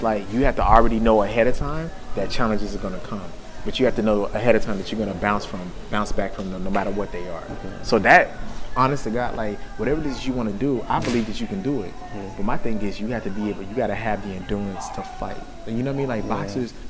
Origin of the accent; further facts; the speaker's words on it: Texas, United States; I'm from Texas